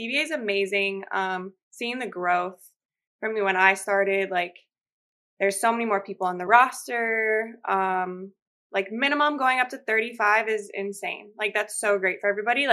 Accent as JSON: {"language": "English", "town": "Chicago", "region": "Illinois", "country": "United States", "moved": "as an adult", "lives_now": "Portland, United States", "said": "I went home. I'm from Chicago"}